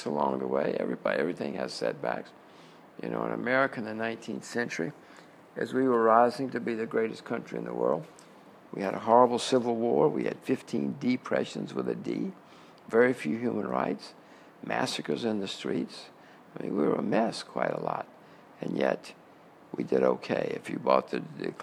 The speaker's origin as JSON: {"language": "English", "country": "United States", "said": "I'm an American"}